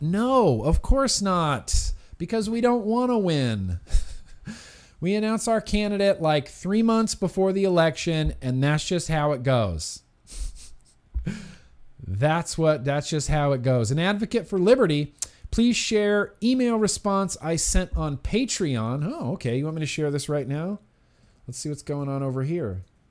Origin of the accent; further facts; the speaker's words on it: California, United States; I'm from California